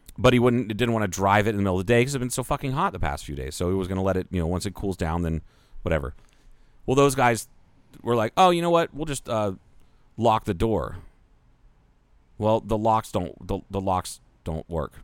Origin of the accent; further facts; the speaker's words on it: Ohio, United States; now in Kingman, Arizona, United States; I grew up with in Ohio